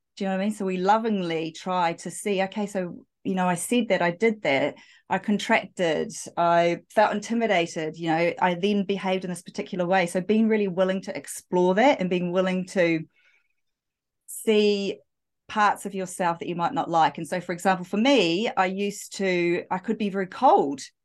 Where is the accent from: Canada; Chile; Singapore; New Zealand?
New Zealand; I am, yeah, from, from New Zealand